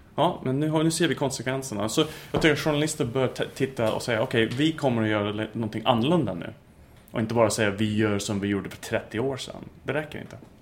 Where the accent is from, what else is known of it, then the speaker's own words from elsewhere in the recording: United States; Swedish is a second language; moved away as an adult; also born or lived in Texas / United Kingdom / Turkey; now in Sweden; Jag är eh, ursprungligen amerikan, jag är fortfarande amerikan.